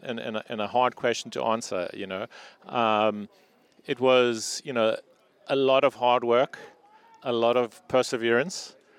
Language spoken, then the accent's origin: English; Amanzimtoti, KwaZulu-Natal, South Africa; now in New York, United States; I grew up on the border of Mums and Toti, so a little bit beyond the River Gardens Hotel at on a road called Ello Road.